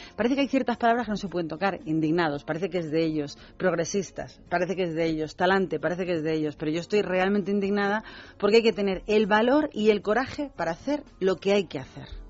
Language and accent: Spanish; Spain